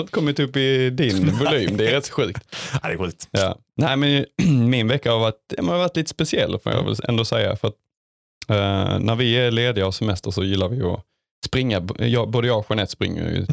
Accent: Hässleholm, Skåne, Sweden; moved away; i mina hemtrakter eh, utanför Hässleholm.

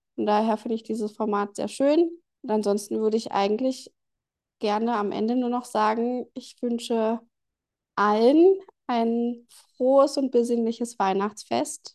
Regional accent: Germany; bei uns in Deutschland

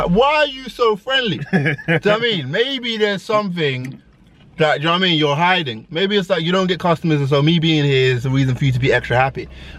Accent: Ghana; Yeah, so I'm Ghanaian, and in my culture anyway, we make fufu.

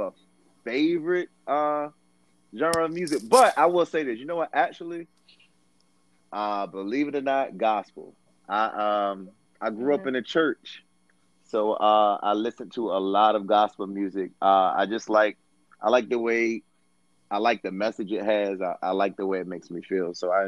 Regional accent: Portsmouth, Virginia, United States; now in Washington, D.C., United States; My mom and pops moved down to the Portsmouth, Virginia area

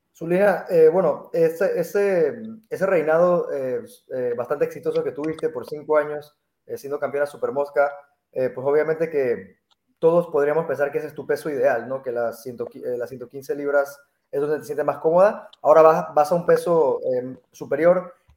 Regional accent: Mexico; Yo como mexicano

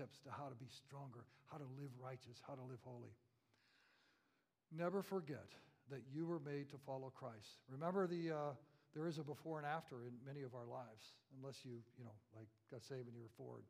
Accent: Central Florida, United States; We had citrus trees everywhere, living in Central Florida

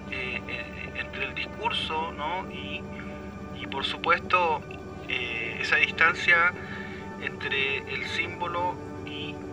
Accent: Chile; moved away; mi primera infancia fue en reducciones mapuche.

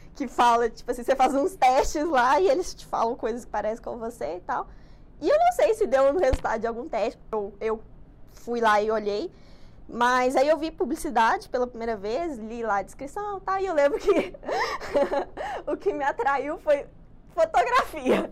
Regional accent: Betim, Minas Gerais, Brazil; eu moro em Betim. Nascida lá, infelizmente, também

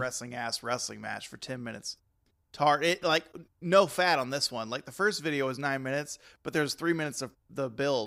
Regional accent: Texas, United States; I'm Texan

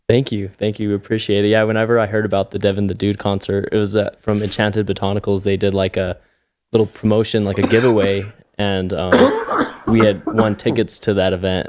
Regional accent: Albuquerque, New Mexico, United States; I was born and raised here in Albuquerque in the North Valley

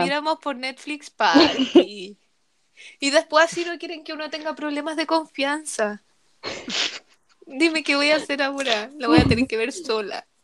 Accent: Rancagua, O'Higgins, Chile; Yo soy de Rancagua

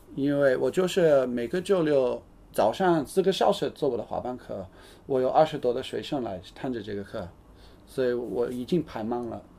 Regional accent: United Kingdom; Chinese is a second language; now in China; 因为我是英国人

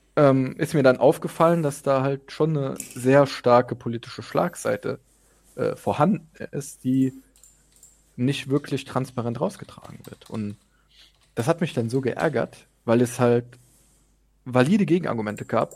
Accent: Zweibrücken, Rhineland-Palatinate, Germany; now in Hamburg, Germany; ich bin geboren in Zweibrücken, wohne in Hamburg

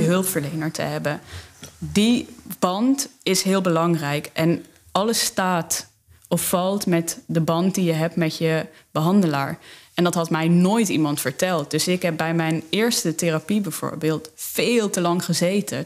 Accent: South Limburg, Netherlands; moved away as an adult; also born or lived in Amsterdam; ik uit Zuid-Limburg kom

